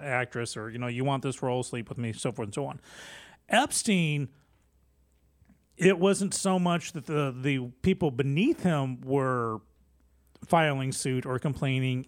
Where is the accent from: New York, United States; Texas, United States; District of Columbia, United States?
Texas, United States